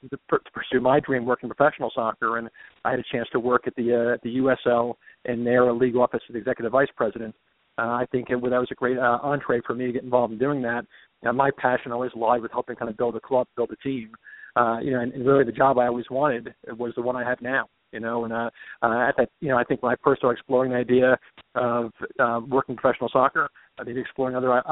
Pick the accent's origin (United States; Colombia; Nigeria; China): United States; New York; moved away as an adult; also born or lived in Evansville, Indiana; now in Kansas City, United States; I'm born and raised in New York. I was 24 years old.